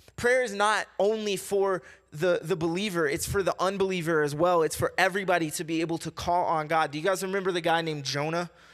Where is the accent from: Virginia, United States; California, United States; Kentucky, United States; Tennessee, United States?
Kentucky, United States; I'm from the South. I'm from Kentucky